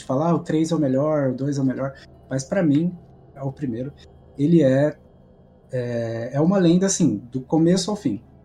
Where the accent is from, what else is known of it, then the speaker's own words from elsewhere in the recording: Campinas, São Paulo, Brazil; eu sou de Campinas, São Paulo